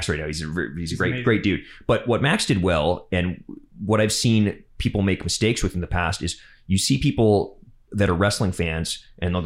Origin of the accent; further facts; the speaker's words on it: Alberta, Canada; now in Vancouver, Canada; We're both from Alberta. I'm also from not very far away from where he's from.